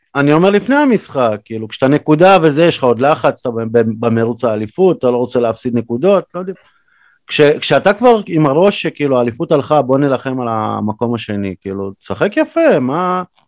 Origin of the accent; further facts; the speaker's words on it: Ukraine; also born or lived in Belarus; now in Israel; כי גדלתי באוקראינה